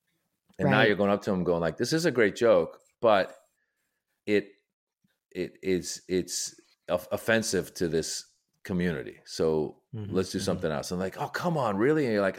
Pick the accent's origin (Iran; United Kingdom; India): Iran; in my family, we come from Iran. Iran is a Shiite Muslim country.